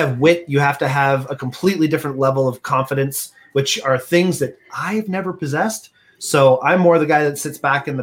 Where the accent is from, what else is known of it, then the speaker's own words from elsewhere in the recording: Canada; We're such Canadian